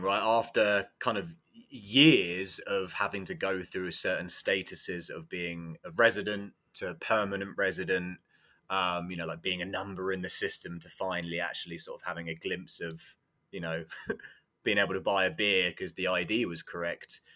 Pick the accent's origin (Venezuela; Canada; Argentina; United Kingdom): United Kingdom; England; moved away as an adult; also born or lived in Iowa; now in United States; I'm from England, and I do believe that I got my first coaching job purely because I, I was English